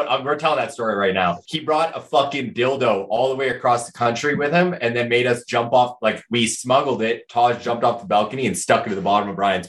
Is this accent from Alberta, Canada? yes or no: no; Thunder Bay area, Ontario, Canada; I didn't actually like grow up in Thunder Bay. I grew up in the country around Thunder Bay. Like I was a country boy. I grew up on a fucking farm and like on 153 acres